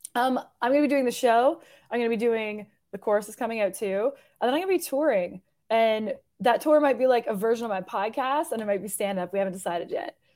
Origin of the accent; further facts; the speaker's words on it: Hamilton, Ontario, Canada; moved away as an adult; also born or lived in Toronto; now in Nashville, United States; I'm originally from Hamilton and then lived in Toronto for years